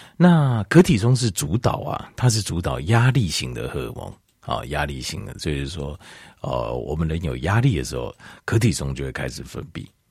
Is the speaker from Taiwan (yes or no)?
yes; Taiwan; 咱台湾人，我们台湾人都追求小确幸